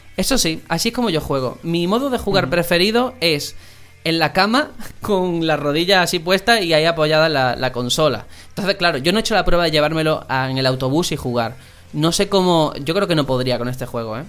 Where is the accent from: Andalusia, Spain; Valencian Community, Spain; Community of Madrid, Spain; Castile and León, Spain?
Andalusia, Spain; Algeciras; moved away; mi tierra, Algeciras